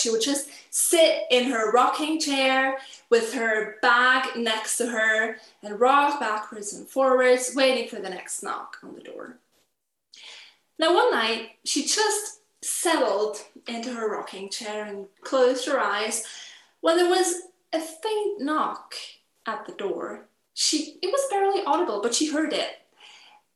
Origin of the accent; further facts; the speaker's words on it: Switzerland; we celebrate the national holiday of Switzerland. And I was asked to do a program during the cultural activities that go on in my hometown